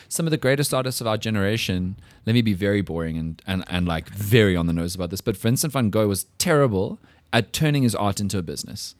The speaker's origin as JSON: {"language": "English", "country": "South Africa", "said": "we as English speaking South Africans"}